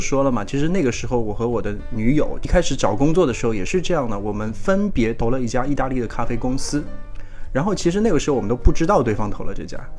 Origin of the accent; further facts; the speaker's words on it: Shanghai, China; 作为一个上海人，因为我嘛